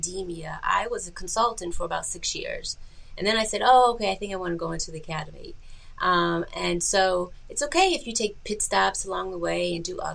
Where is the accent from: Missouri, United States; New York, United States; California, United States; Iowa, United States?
New York, United States; Buffalo; I was born and raised in Buffalo, New York